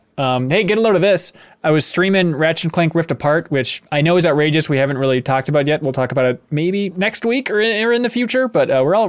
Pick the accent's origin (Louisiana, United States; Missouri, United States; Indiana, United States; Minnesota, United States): Minnesota, United States; I'm insulted as a Minnesotan.